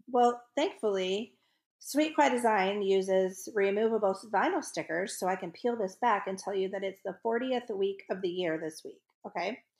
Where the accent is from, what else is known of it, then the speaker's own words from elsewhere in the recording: the North, United States; accent: northern; also born or lived in the South (US); now in US South; my northern accent comes out when I talk to people from the North